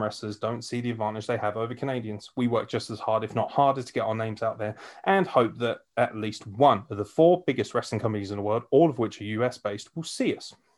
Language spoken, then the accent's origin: English; United Kingdom; as a British fan